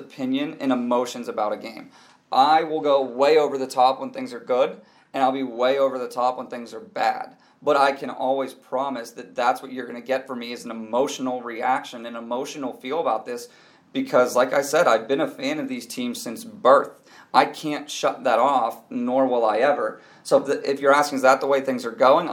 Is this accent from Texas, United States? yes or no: no; Pittsburgh, Pennsylvania, United States; born and raised in Pittsburgh